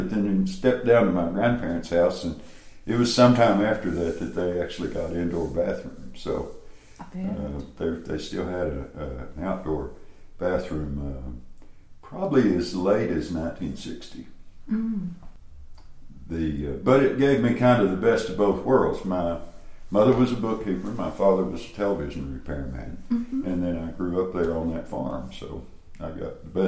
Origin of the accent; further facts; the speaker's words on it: Greeneville, Tennessee, United States; moved away as an adult; now in Knoxville, United States; I grew up in Greenville, Tennessee.